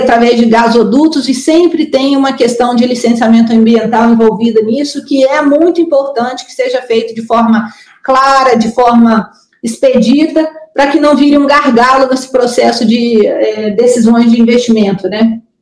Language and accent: Portuguese; Brazil; nossos assim fantasmas como brasileiros